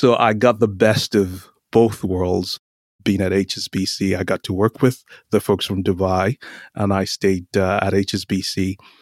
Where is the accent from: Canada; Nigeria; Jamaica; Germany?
Nigeria; moved away as an adult; also born or lived in North Carolina, United States / London, United Kingdom / Boise, Idaho, United States; now in Palo Alto, United States; I grew up in Nigeria and finished high school in Nigeria, started college in Nigeria